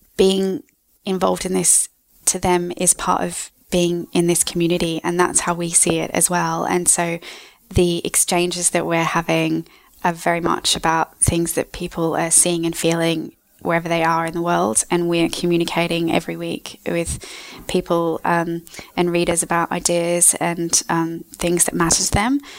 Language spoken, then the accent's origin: English; Australia; moved away as an adult; also born or lived in United States; now in London, United Kingdom; I am from Australia